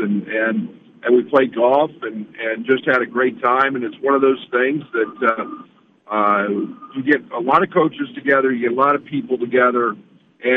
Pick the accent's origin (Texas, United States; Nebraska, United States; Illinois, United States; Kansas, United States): Kansas, United States; moved away; I grew up in Kansas